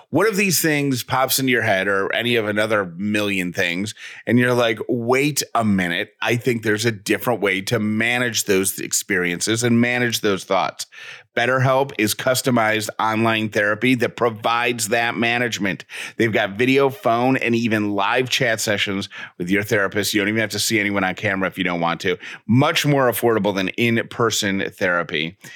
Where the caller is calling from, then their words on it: Cleveland, Tennessee, United States; I'm calling from Cleveland, Tennessee.